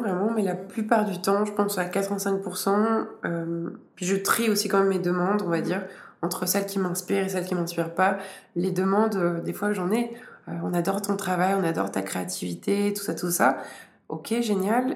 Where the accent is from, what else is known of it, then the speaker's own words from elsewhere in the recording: Switzerland; en tant que Suisse